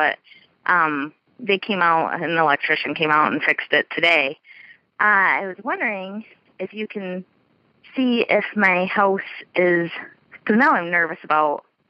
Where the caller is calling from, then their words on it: Michigan, United States; I'm from Michigan.